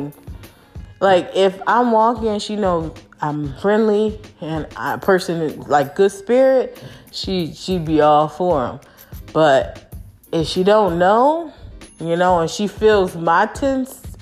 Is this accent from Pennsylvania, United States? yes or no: yes; Philadelphia, Pennsylvania, United States; moved away; I might live in a suburban area, but I'm not from the suburbs, y'all. I'm from North Philly